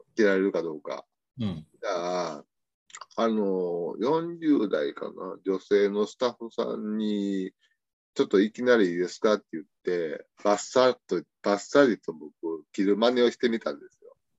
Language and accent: Japanese; Higashiosaka, Osaka, Japan; 僕自身は生まれ育ちは大阪です